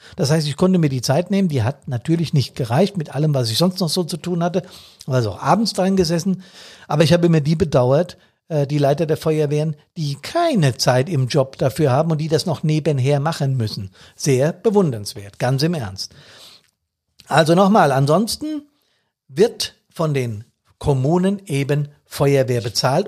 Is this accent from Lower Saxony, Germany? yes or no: no; Bad Soden, Hesse, Germany; in Bad Soden, hier in meiner Heimatstadt